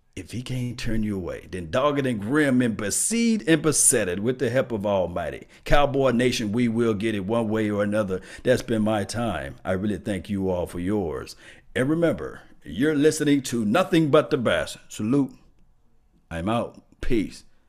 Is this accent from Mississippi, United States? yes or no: yes; Mississippi, United States; I'm from Mississippi, you know, I'm from country town